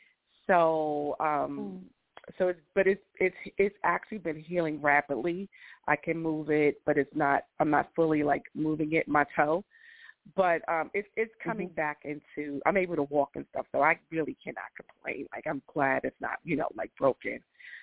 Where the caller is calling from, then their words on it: Georgia, United States; I'm calling from Georgia.